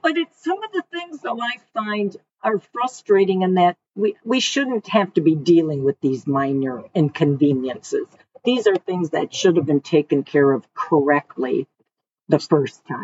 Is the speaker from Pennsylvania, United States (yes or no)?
no; Detroit, Michigan, United States; moved away as an adult; also born or lived in Westland, Michigan / Florida; now in Savannah, United States; born in semi raised in Detroit. Then we moved to the west side uh, to a small town called Westland, right outside of Livonia.